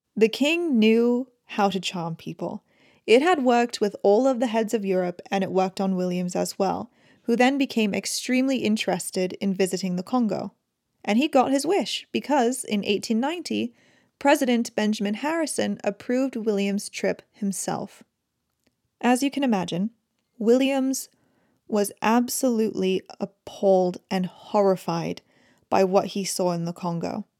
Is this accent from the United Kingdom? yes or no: yes; United Kingdom; as a British person